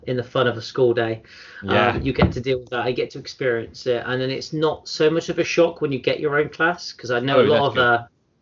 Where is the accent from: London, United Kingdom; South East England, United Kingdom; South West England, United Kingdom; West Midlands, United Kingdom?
South West England, United Kingdom; Bristol; I grew up in sort of Bristol, as you can probably tell from my accent